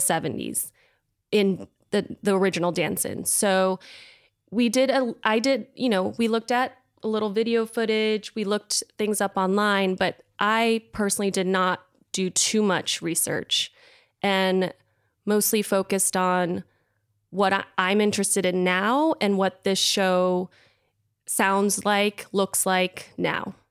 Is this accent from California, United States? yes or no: yes; California, United States; moved away as an adult; also born or lived in New York; I'm from California